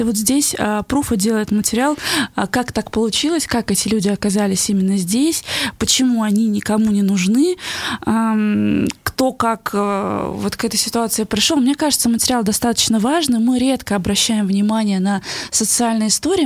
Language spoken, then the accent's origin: Russian; Bashkortostan, Russia